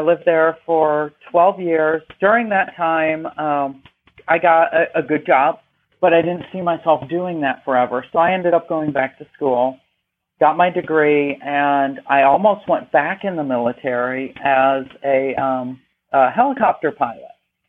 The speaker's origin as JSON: {"language": "English", "region": "New York", "country": "United States", "also_born_or_lived": "Alabama", "moved": "as an adult", "said": "I am originally from New York."}